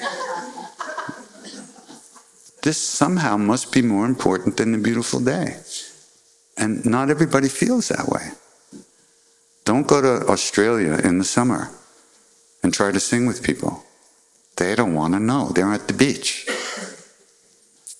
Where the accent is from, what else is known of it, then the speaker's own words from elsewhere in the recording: New York City, New York, United States; also born or lived in Long Island; I was born in Manhattan